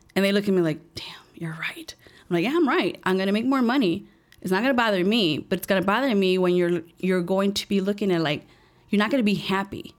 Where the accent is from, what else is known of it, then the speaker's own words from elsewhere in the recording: Chicago, Illinois, United States; I was born and raised here in Chicago, um, a little place called Little Village